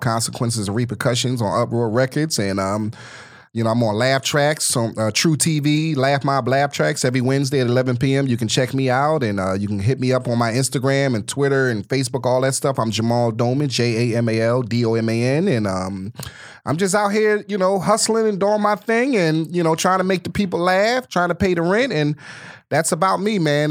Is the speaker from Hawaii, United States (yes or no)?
no; Philadelphia, Pennsylvania, United States; now in Los Angeles, United States; I'm originally from Philadelphia, Pennsylvania